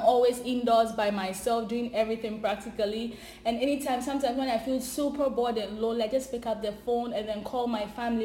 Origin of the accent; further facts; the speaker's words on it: Ghana; moved away as an adult; now in Canada; I'm originally from Ghana